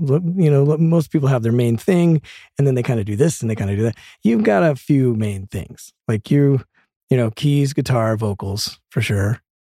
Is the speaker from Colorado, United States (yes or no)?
yes; Denver, Colorado, United States; now in Los Angeles, United States; I grew up in Denver